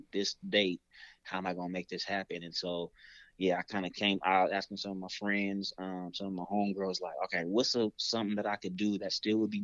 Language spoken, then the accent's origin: English; Seattle, Washington, United States; I'm born and raised in Seattle, so I love Seattle